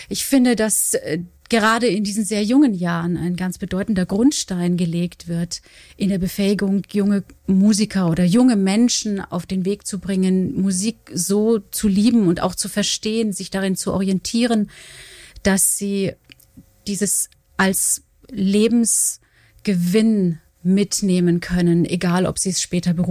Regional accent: Bamberg, Bavaria, Germany; born there; accent: Franconian; now in Cologne, Germany; Ja, ich bin in Bayern geboren, in Bamberg.

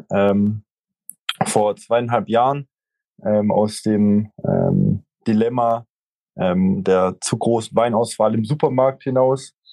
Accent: Stuttgart, Baden-Württemberg, Germany; ähm, 31 Jahre alt, äh, nicht mehr lang, dann 32. Ähm, gebürtig aus Stuttgart

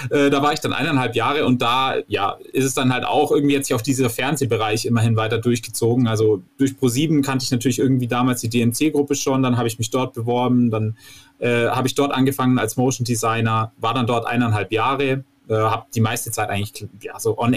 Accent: Vorarlberg, Austria; Ich komme äh, ursprünglich aus äh, Oberstdorf beziehungsweise aus dem kleinen Walsertal. Also ich bin auch Österreicher. Man hört es eigentlich nicht, weil ich aus dem Touristenort komme.

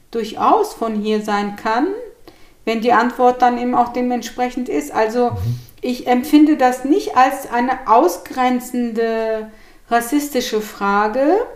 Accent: Gemlik, Bursa, Turkey; also born or lived in Hannover / Frankfurt; now in Hanau, Germany; Oh, also ich komme aus der Türkei und bin von Gemlik, einem kleinen Städtchen am Marmara-Meer, nach Hannover verpflanzt worden. Und von Hannover bin ich über Frankfurt in Hanau gelandet.

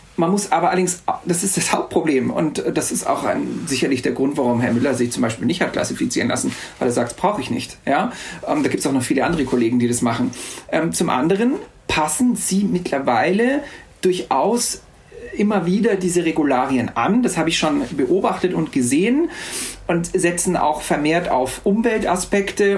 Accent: Austria; also born or lived in Salzburg; bei uns in Österreich

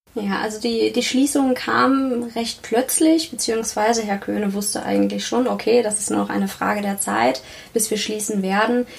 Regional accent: Northern Germany, Germany; moved away as an adult; also born or lived in Münster; now in Karlsruhe, Germany; Ich komme eigentlich aus Norddeutschland und konnte endlich mal in den warmen Süden ziehen

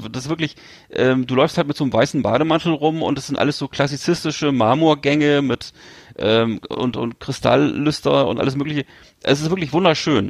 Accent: Northern Germany, Germany; accent: norddeutsch; mit meinem norddeutschen Akzent

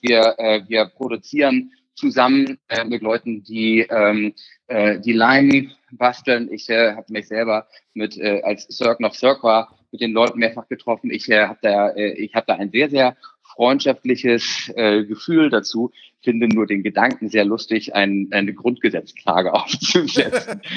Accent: Germany; bei uns in Deutschland

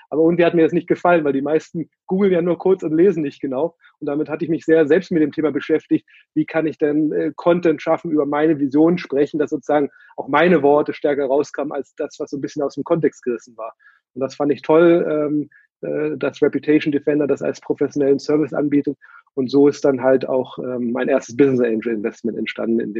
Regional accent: Berlin, Germany; also born or lived in San Francisco; Dann aus San Francisco bin ich jetzt äh, vor fünf, sechs Jahren wieder in meine Heimatstadt Berlin gelandet

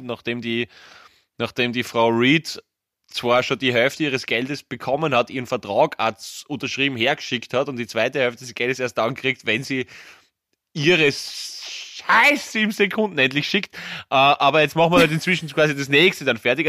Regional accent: Graz, Styria, Austria; bei uns in Graz

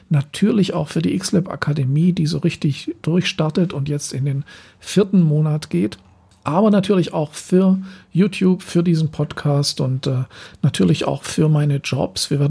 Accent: Southern Germany, Germany; now in Berlin, Germany; Zeit von zwei Jahren hier in Berlin, wo ich hauptsächlich von Aufträgen aus dem Süden Deutschlands, wo ich herkomme, ähm, gelebt habe.

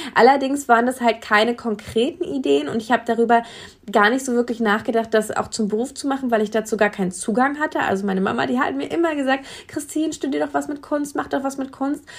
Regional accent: Brandenburg, Germany; bei uns in Brandenburg hätte man dann irgendwie Mathe-Abitur machen müssen

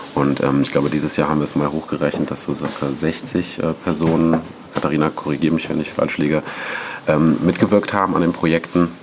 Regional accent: Cologne area, North Rhine-Westphalia, Germany; also born or lived in France; als ich nach Köln zurückgekommen bin, ich komme ursprünglich aus der Gegend

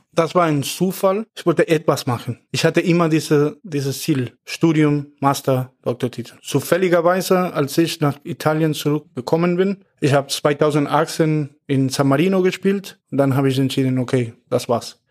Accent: Buenos Aires, Argentina; German is a second language; moved away as an adult; also born or lived in Germany; now in Mannheim, Germany; ich komme aus Buenos Aires, Argentinien

